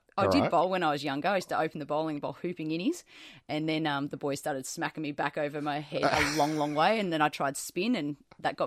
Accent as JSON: {"language": "English", "region": "New South Wales", "country": "Australia", "tie": "born or raised there", "said": "I grew up in New South Wales"}